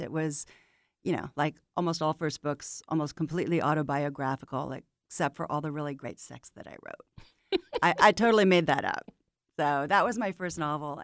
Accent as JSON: {"language": "English", "town": "St. Pete Beach", "region": "Florida", "country": "United States", "tie": "born or raised there", "moved": "as an adult", "lives_now": "Atlanta, United States", "said": "I grew up on St. Pete Beach, which is on the west coast of Florida"}